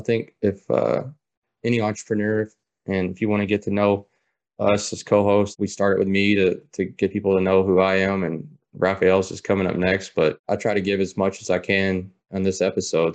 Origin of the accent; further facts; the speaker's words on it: Taylorsville Lake area, Kentucky, United States; born and raised in Kentucky, um, around Taylorsville Lake area